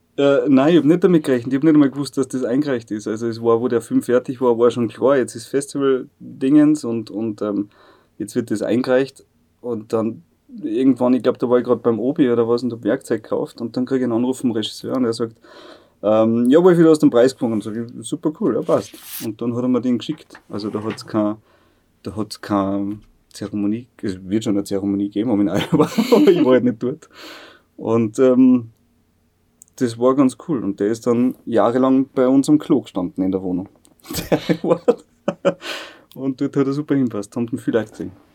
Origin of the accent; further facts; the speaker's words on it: Bad Aussee, Styria, Austria; also born or lived in Bad Ischl; Ich bin aus See. Ich bin nur in Ischler geboren, weil es in Aussee keine, keine Geburtenstation gibt.